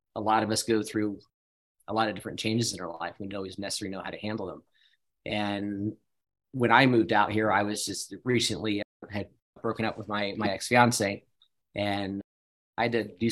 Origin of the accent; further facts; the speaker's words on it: East Coast, United States; moved away as an adult; now in Salt Lake City, United States; I grew up on the East Coast